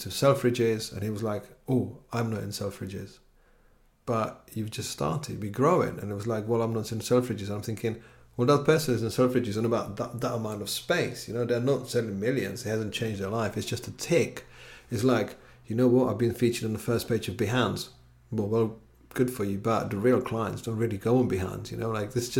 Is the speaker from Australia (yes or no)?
no; Czechia; now in London, United Kingdom; where I'm from Czech Republic